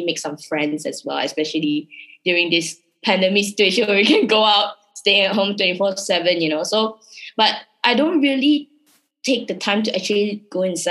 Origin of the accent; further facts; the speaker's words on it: Malaysia; accent: Malaysian; English is a second language; my Malaysian accent